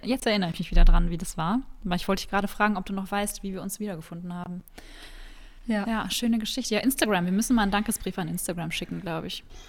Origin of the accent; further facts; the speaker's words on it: Cologne, North Rhine-Westphalia, Germany; komme auch aus Köln. Ich bin auch hier geboren sogar